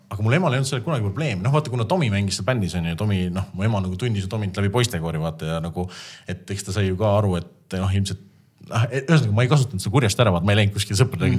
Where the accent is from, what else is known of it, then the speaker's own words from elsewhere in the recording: Estonia; me oleme eestlased